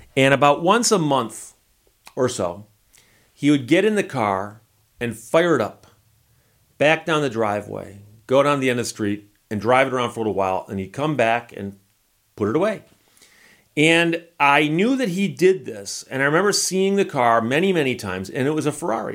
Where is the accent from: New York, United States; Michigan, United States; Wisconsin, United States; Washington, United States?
Michigan, United States; Birmingham; I grew up in Birmingham, Michigan